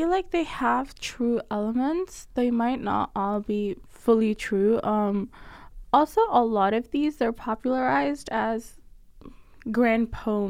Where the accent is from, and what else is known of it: Faisalabad, Punjab, Pakistan; born or raised there